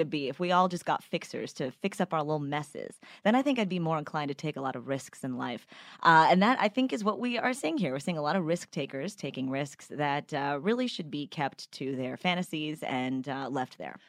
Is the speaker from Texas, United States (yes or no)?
yes; Texas, United States; I'm a Texan